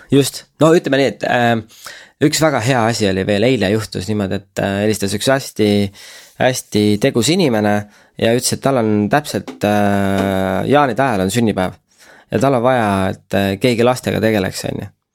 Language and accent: Estonian; Estonia; me oleme pärit väiksest mm. kohast, et isegi kui noh, sa oled influencer ja keegi küsib, et kust sa pärit oled, ütled, et Eestist